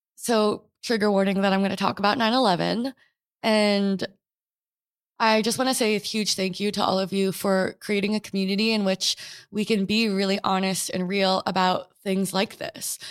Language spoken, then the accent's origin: English; New York City, New York, United States; also born or lived in American Samoa; I was born and raised in New York City